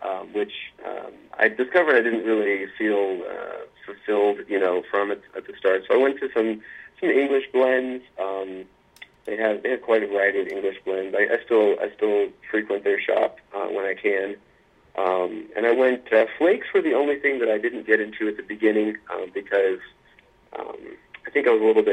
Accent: Luray, Virginia, United States; I am from Virginia. I grew up in a small town called Luray, Virginia

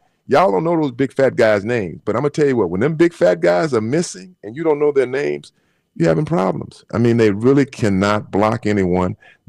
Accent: Texas, United States; moved away; also born or lived in California; I'm from Texas

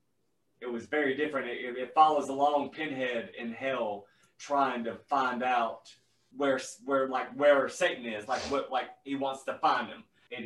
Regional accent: the South, United States; I'm from the South

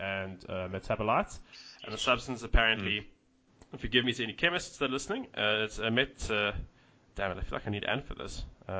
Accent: South Africa; just as a South African rugby fan

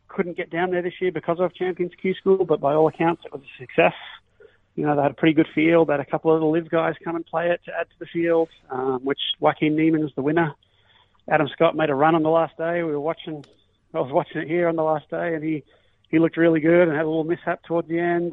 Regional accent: Melbourne, Victoria, Australia; I grew up in Melbourne

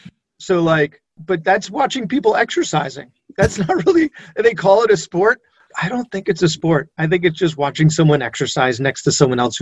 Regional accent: New York, United States; I'm a New Yorker

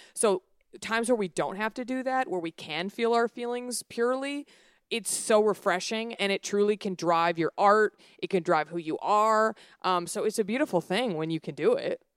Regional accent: Dallas, Texas, United States; moved away as an adult; also born or lived in Los Angeles; I grew up in the South, I grew up in Dallas

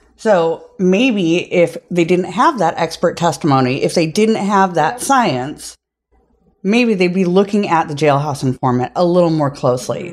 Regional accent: Minnesota, United States; accent: Minnesota; I'm from Minnesota

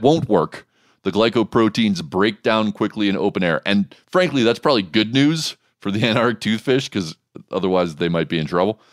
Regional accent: United States; I'm an American

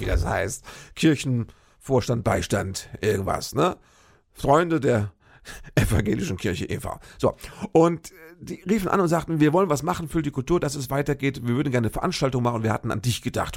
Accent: Fürth, Hesse, Germany; moved away as an adult; Fürth im Odenwald. Das ist ja sowas wie meine Heimat. Da habe ich äh, lange gelebt. Ich glaube, so zwischen meinem, lass mich nicht lügen, zwischen meinem achten und 25.

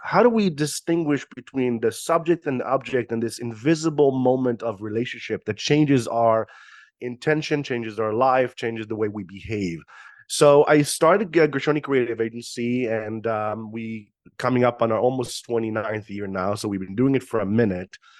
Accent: Israel; moved away; born and raised in Israel

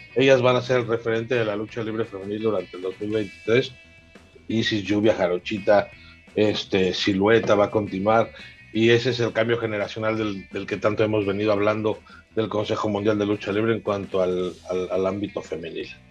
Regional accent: Mexico

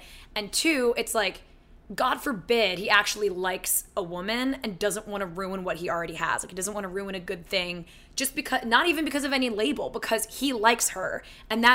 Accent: Philadelphia, Pennsylvania, United States; moved away; I'm from Philly.

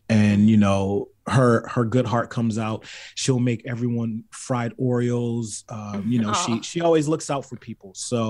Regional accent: California, United States; also born or lived in Baltimore; A lot of people don't know I'm from Baltimore. So it's like, yeah, I was raised in California, but I'm still a killer bee.

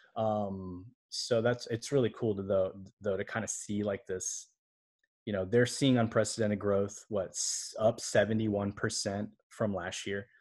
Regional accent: Alabama, United States; moved away; also born or lived in Orlando, Florida / Taiwan; I was born in Orlando, Florida, grew up in Alabama.

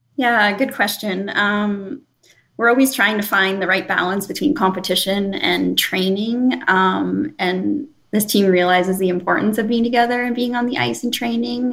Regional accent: Sudbury, Ontario, Canada; my hometown in Sudbury

